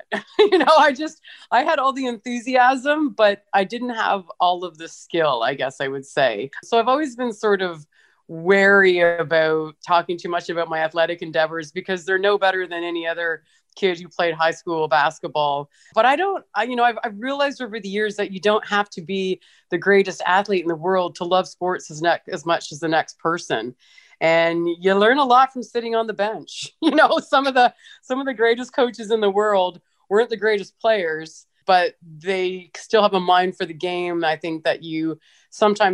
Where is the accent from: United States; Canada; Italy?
Canada; London, Ontario; growing up in a small town in Ontario